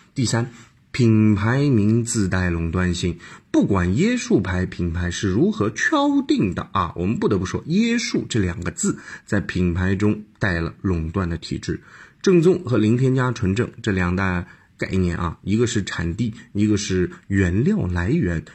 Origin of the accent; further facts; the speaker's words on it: China; 我们中国人其实有点奇怪的